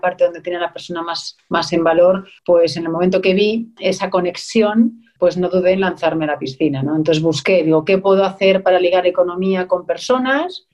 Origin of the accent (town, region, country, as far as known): Spain; moved away as an adult; also born or lived in Germany / Scotland